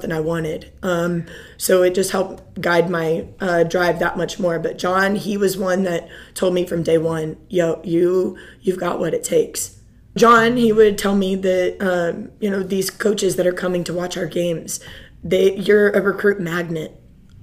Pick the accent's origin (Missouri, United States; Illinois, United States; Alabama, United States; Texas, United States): Missouri, United States; Pleasant Hill; moved away as an adult; now in Coppell, United States; I'm originally from a small town outside of Kansas City on the Missouri side. It's called Pleasant Hill, Missouri